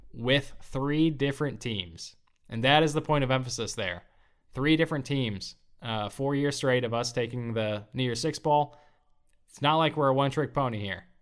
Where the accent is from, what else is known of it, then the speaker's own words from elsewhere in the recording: St. Louis, Missouri, United States; moved away; Saint Louis, our hometown